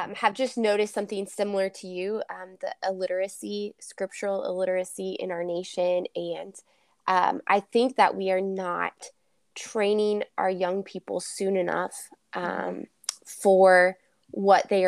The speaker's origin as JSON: {"language": "English", "region": "Kansas", "country": "United States", "said": "I am from Kansas"}